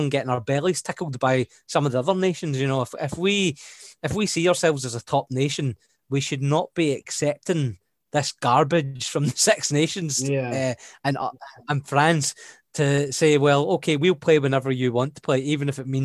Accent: Scotland, United Kingdom; guess as a Scotsman, that hurts me because you know it's almost like they forget that Scotland's playing.

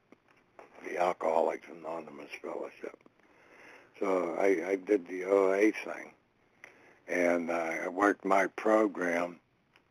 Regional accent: Connellsville, Pennsylvania, United States; I was born in Connellsville, Pennsylvania at a very young age, and had a normal childhood

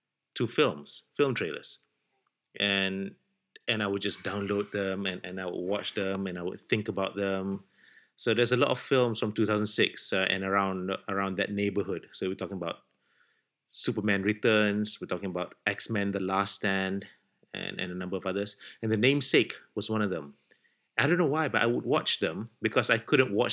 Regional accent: Malaysia; moved away as an adult; We're from Malaysia, but we're not in Malaysia right now. We're living in different countries

